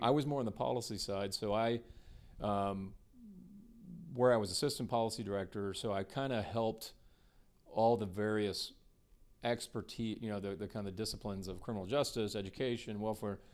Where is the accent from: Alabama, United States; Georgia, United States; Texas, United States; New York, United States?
Texas, United States; Rockwall; born or raised there; also born or lived in Waukegan, Illinois / Dallas, Texas